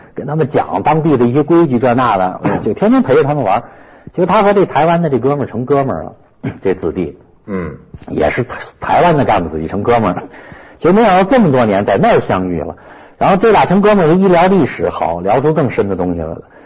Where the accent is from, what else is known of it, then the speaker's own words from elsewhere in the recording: Shijiazhuang, Hebei, China; 在我们石家庄那边